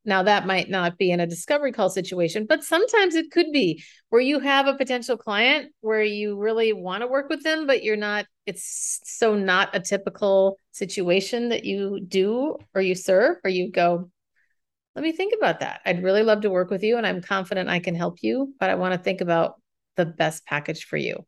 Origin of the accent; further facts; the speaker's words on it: Minnesota, United States; moved away as an adult; now in San Francisco, United States; I left my hometown of Minnesota to move to San Francisco